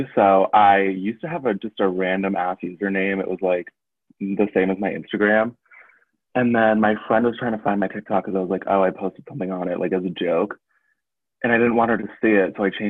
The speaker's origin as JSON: {"language": "English", "town": "Foxborough", "region": "Massachusetts", "country": "United States", "said": "Yeah, Foxborough."}